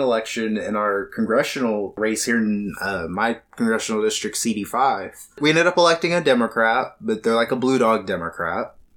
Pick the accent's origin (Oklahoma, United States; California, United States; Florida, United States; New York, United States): Oklahoma, United States; Shawnee; I lived here my entire life. I was born out here in the okay at the hospital here in Shawnee. Lived here my entire life.